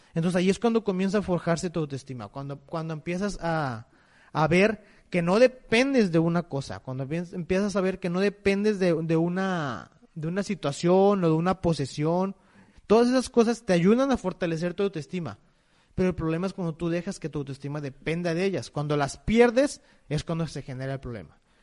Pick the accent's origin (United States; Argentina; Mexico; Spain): Mexico; como mexicanos